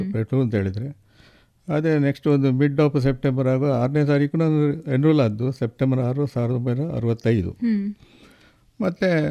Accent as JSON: {"language": "Kannada", "town": "Puttur", "region": "Karnataka", "country": "India", "tie": "born or raised there", "said": "ನಂದು ಹುಟ್ಟೂರು ಇದೇ ಪುತ್ತೂರು ತಾಲೂಕಿನ ಮುಂಡೂರು ಗ್ರಾಮ ನಾಡಾಜಿ ತರವಾಡ"}